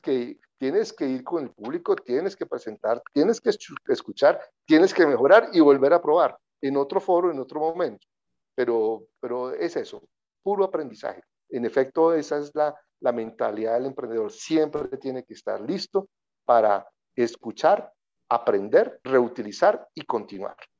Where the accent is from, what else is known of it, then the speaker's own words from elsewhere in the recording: Colombia; Yo nací en Colombia, soy colombiano, mi familia es mexicana